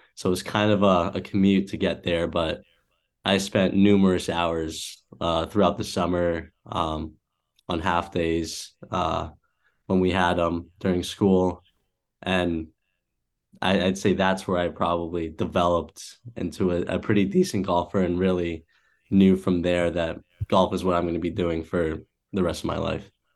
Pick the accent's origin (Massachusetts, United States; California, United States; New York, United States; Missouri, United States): Massachusetts, United States; born or raised there; also born or lived in Cleveland, Ohio